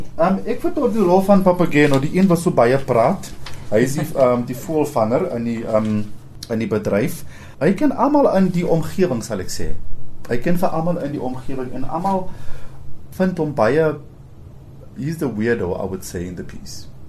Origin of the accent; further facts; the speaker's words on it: Rustenburg, North West, South Africa; also born or lived in Cape Town / Pretoria; now in Johannesburg, South Africa; ek kom van Rustenburg af